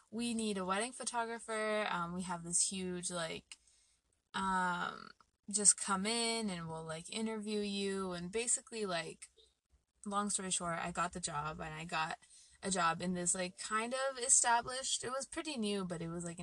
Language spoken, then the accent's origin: English; Phoenix, Arizona, United States; moved away as an adult; I moved here a month ago from Phoenix